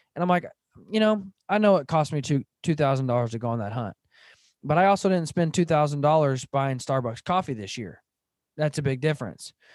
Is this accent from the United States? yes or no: yes; Van Buren, Arkansas, United States; I grew up in Northwest Arkansas. I grew up in Van Buren, Arkansas